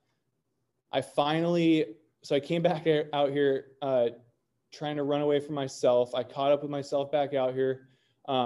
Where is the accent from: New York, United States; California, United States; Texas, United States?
California, United States; North Orange County; I grew up in Orange County, in North Orange County.